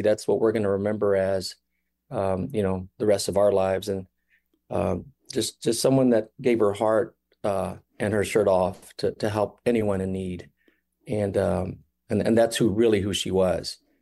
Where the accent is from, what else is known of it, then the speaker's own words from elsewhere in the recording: Kansas City, Missouri, United States; we all were born and raised in Kansas City